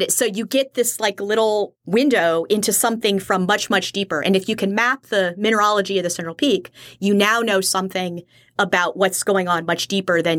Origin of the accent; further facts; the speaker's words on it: Kailua, Hawaii, United States; up as an army brat all over the world, but a good chunk of, of my childhood and where I consider my hometown is uh, in Kailua, Hawaii.